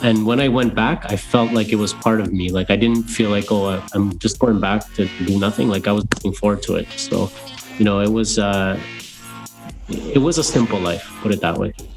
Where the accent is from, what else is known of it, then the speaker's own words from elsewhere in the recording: Guyana; now in Canada; growing up in Guyana, it was a very simple life